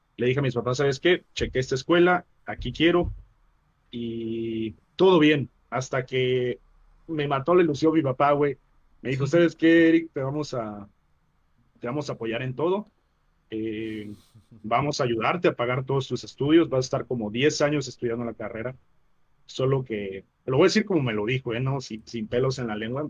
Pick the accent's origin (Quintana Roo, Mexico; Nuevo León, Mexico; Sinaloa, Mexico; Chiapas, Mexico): Chiapas, Mexico; moved away as an adult; also born or lived in Mexico City; terminando la preparatoria en, Chiapas